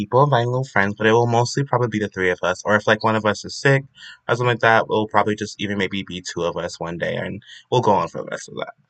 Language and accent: English; South Carolina, United States; I am from South Carolina